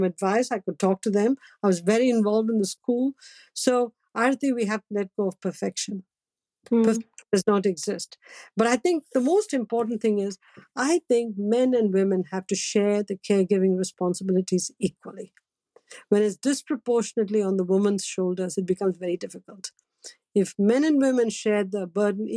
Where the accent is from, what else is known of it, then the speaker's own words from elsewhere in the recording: Chennai, Tamil Nadu, India; moved away; when we were growing up in Madras